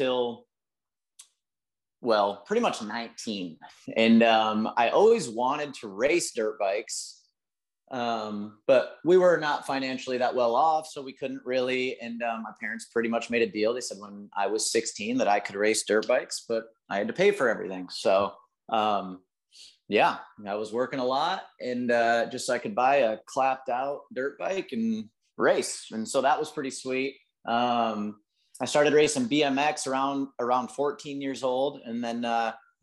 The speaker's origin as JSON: {"language": "English", "town": "Lansing", "region": "Michigan", "country": "United States", "tie": "born or raised there", "said": "I grew up in Michigan, kind of Lansing area."}